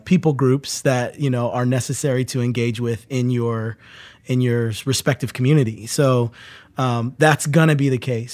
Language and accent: English; New Jersey, United States; moved away; I grew up in New Jersey